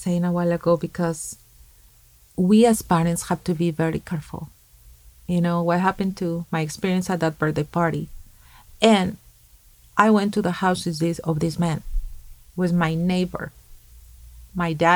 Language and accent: English; Mexico; moved away; When I was 15 years old, in my hometown back in Mexico